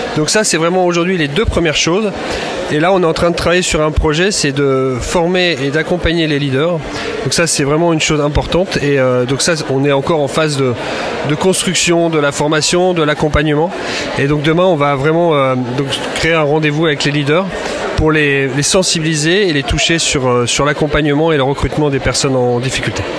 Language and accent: French; Lille, Hauts-de-France, France; je suis originaire de Lille